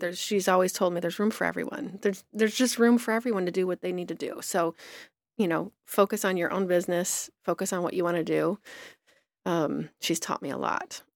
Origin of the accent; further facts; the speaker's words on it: Petersburg, Michigan, United States; moved away as an adult; now in Burbank, United States; I grew up in a tiny little town in southeastern Michigan called Petersburg